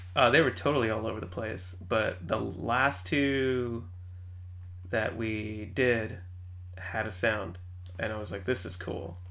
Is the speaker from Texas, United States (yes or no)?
yes; San Antonio, Texas, United States; moved away as an adult; also born or lived in Austin, United States; now in Seattle, United States; I grew up in San Antonio